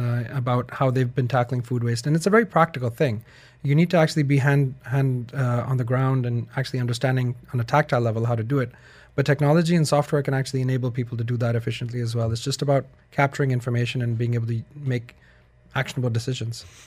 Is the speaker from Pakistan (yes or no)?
yes; Pakistan; moved away as an adult; I'm from Pakistan